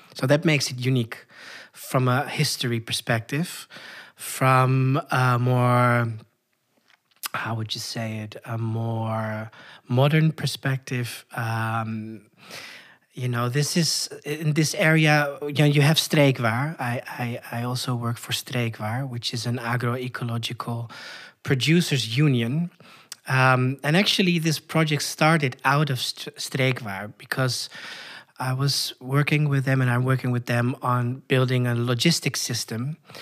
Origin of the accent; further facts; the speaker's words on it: Koedijk, North Holland, Netherlands; moved away as an adult; now in Chile; I was born in the northern part of the Netherlands, uh, in a very rural area in a small village called Koedijk